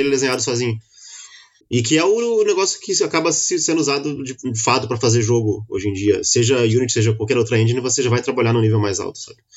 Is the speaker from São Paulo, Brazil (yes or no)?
no; Rio de Janeiro, Brazil; eu sou carioca